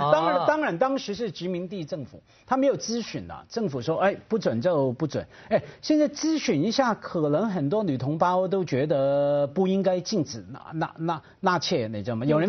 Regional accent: China; 比现在我们中国人一代不如一代了。

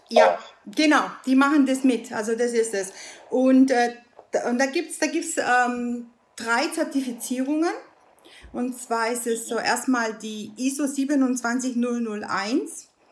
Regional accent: Italy; now in Germany; Ich bin Italienerin

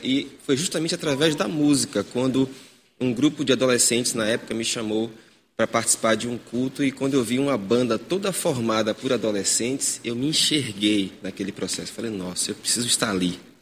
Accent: Vera Cruz, Bahia, Brazil; moved away; não sou natural daqui, sou natural de Vera Cruz, né? sou dele de Itaparica, tá sou nativo, nativo.

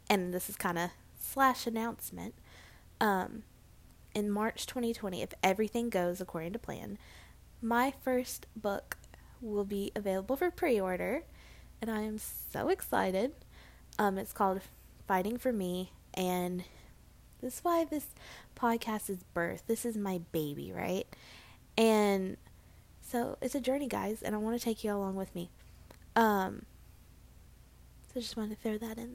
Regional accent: Murfreesboro, Tennessee, United States; accent: southern; now in Hendersonville, United States; It's called Murfreesboro, Tennessee

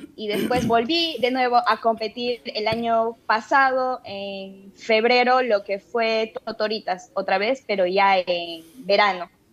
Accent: Tarapoto, San Martín, Peru; yo soy de Tarapoto, entonces aquí pertenecemos a la región de San Martín

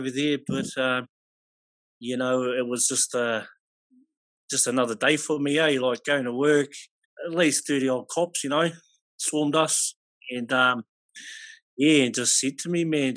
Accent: Blenheim, Marlborough, New Zealand; also born or lived in Australia; I'm from the South Island, Blenheim.

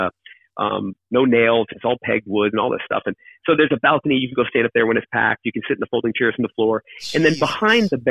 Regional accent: Keene, New Hampshire, United States; moved away; also born or lived in Australia / London; spend a ton of time there growing up. We were in Keene

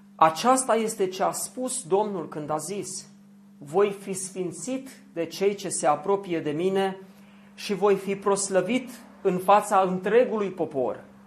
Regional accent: Zalău, Sălaj County, Romania; Eu am crescut la Zalău, lângă Oradia

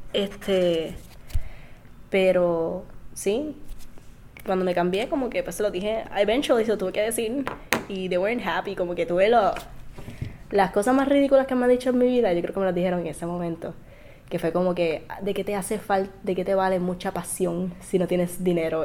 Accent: Isabela, Puerto Rico; Yo soy de Isabela

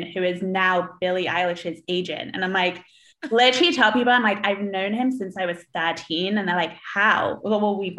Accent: London, United Kingdom; moved away as an adult; also born or lived in Syracuse, United States; now in Los Angeles, United States; I grew up in London in the 90s.

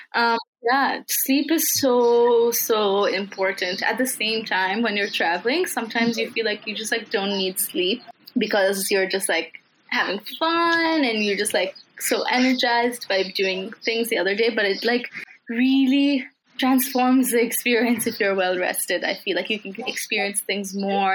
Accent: Kathmandu, Bagmati, Nepal; I am uh, from Kathmandu, like you mentioned, it's my hometown. I've lived here for 18 years

